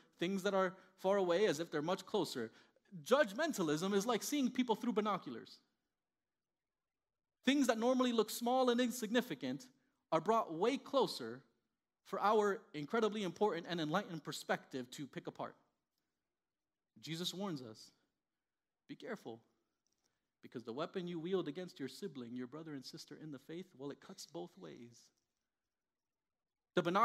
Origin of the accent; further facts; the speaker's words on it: Miami, Florida, United States; first language Spanish; English is a second language; moved away as an adult; also born or lived in Indiana; I grew up in Miami, Florida, born and raised